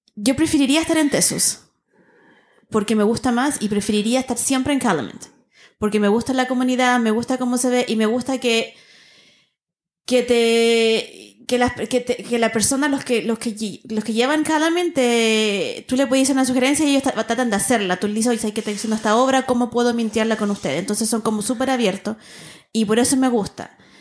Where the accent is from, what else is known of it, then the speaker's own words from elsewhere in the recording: Valparaíso, Chile; como soy porteña